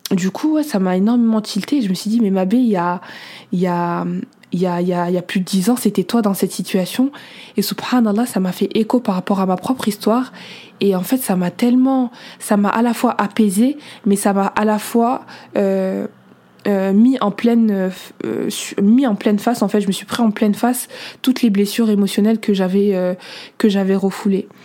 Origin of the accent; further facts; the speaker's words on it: Senegal; Moi je suis à l'aise avec ma culture, je suis sénégalaise, mauritanienne, soniquée, je l'assume.